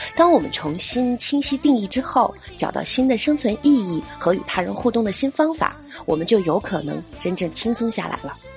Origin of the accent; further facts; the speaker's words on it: China; 作为一个中国人